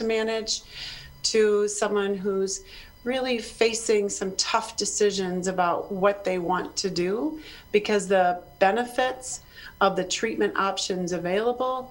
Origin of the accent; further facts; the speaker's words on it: Chicago, Illinois, United States; now in South Dakota, United States; I'm originally from Chicago area